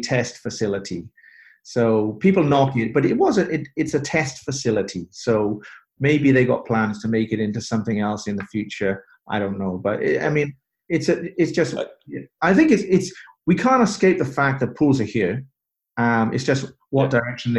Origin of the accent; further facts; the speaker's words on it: Bristol, South West England, United Kingdom; moved away; my hometown in the UK, in Bristol